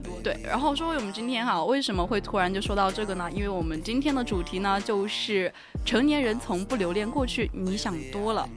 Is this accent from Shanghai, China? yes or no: no; Sichuan, China; accent: Sichuanese; 我们四川话叫加老李。